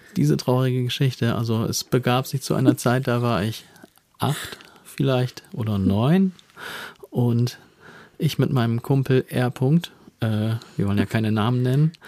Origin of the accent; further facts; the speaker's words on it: Bremen or Hamburg, Northern Germany, Germany; hat sofort erkannt, dass ich hier aus Bremen oder Hamburg stamme.